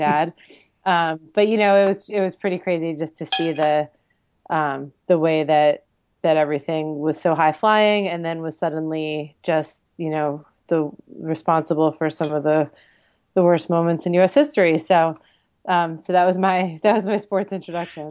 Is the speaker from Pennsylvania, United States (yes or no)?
no; Pennington, New Jersey, United States; I'm from Pennington, New Jersey.